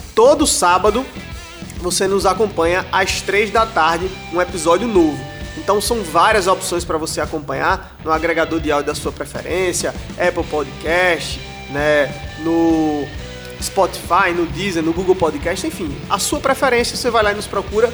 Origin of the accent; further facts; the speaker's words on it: Brazil; a gente, especialmente como brasileiros